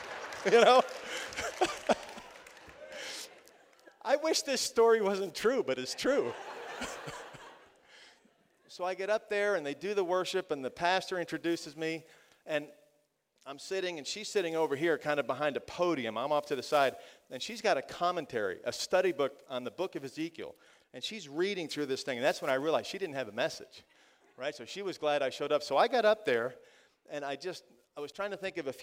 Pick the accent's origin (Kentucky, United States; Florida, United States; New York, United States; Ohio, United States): Florida, United States; I'm from Florida